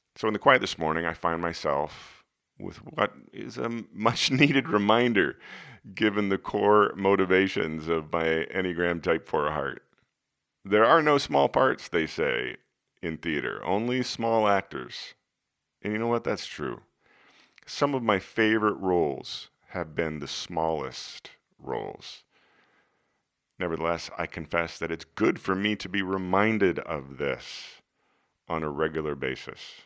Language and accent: English; Des Moines, Iowa, United States; when I was a kid growing up in Des Moines